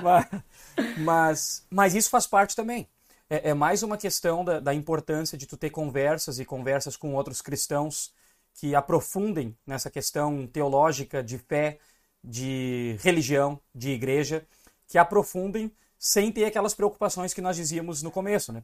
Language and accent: Portuguese; Rio Grande do Sul, Brazil; eu sou gaúcho